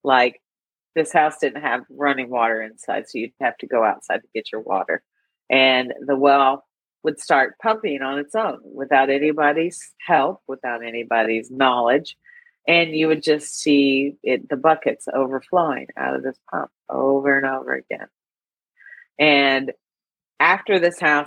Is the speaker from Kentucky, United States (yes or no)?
yes; Kentucky, United States; I grew up in the 70s, guys. We did that CB radio stuff in the wilds of Kentucky